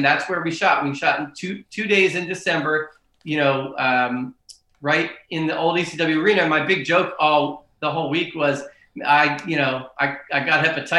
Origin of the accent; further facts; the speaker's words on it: Philadelphia, Pennsylvania, United States; I'm from Philly